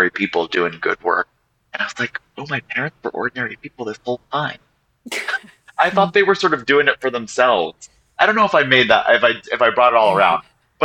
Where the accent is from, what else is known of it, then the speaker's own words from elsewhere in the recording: New York City, New York, United States; I grew up on the Upper East Side of Manhattan